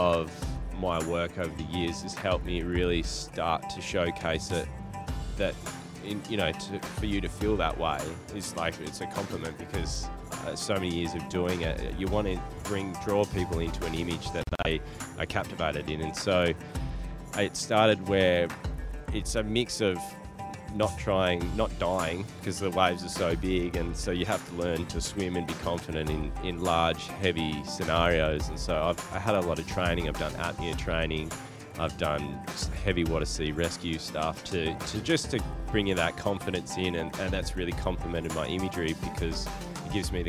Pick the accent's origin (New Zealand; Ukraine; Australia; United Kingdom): Australia; southwest of Western Australia; accent: Australian; I grew up in a small country town in the southwest of Western Australia